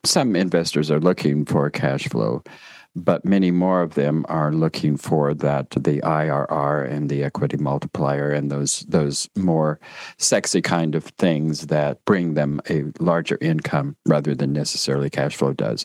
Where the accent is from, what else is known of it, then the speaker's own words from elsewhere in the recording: Durango, Colorado, United States; I grew up in Durango, Colorado